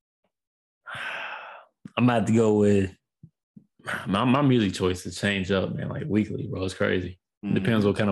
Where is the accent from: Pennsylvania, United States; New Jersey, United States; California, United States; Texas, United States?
Texas, United States; Houston; I'm from Houston